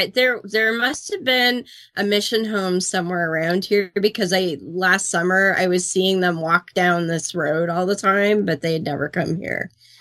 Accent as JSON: {"language": "English", "country": "Canada", "said": "I'm a woman. I'm a Canadian. We don't have that many Mormons around here."}